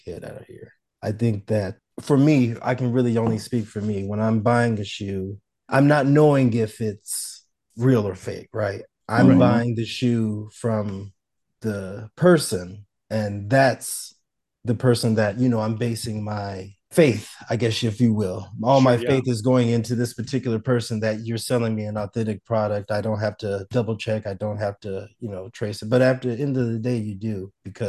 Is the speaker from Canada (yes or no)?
no; Arizona, United States; also born or lived in St. Louis, Missouri; Born in St. Louis, Missouri. Came to Arizona when I was very, very young